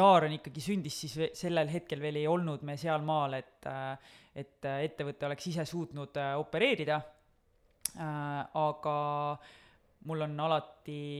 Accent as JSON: {"language": "Estonian", "town": "Kose", "region": "Harju County", "country": "Estonia", "tie": "born or raised there", "said": "kui sa kasvad üles kuskil väikeses külas, nagu mina kasvasin Kosel"}